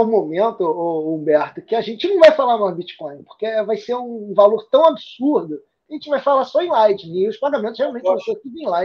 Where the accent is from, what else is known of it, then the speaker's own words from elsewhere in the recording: Santa Catarina, Brazil; Eu, eu sou de Santa Catarina.